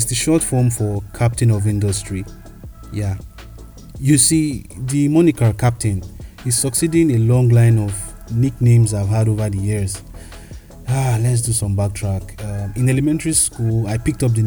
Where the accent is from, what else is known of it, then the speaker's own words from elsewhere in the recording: Kogi, Nigeria; I come from the Middle Belt region of Nigeria, Kogi State to be precise. I'm of the Igala tribe